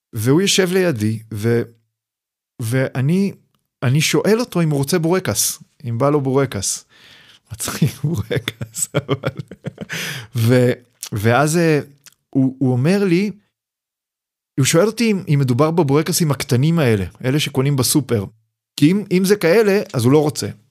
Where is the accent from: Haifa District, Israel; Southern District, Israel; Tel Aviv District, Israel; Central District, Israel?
Haifa District, Israel; Hadera; now in Mitzpe Ramon, Israel; חדרה זה המקום שבו גדלתי, אני נולדתי בשנות ה-70